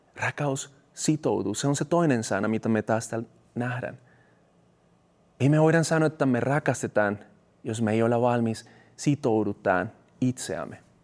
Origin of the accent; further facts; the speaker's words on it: Colombia; Finnish is a second language; now in Finland; mun kotimaassa Kolumbiassa